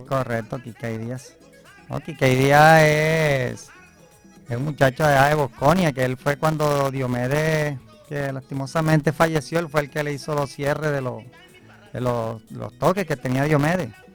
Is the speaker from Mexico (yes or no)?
no; Barranquilla, Atlántico, Colombia; also born or lived in Plato, Magdalena; yo desde muy niño estoy acá en, en Ciudad Modesto prácticamente y ya tengo treinta y cinco años